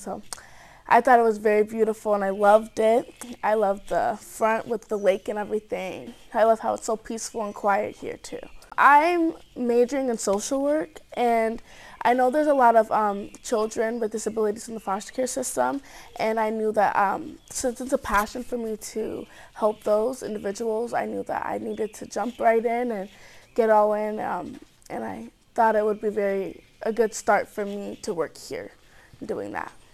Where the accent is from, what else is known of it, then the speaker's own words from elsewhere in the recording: Cedar Rapids, Iowa, United States; I'm from Cedar Rapids, Iowa.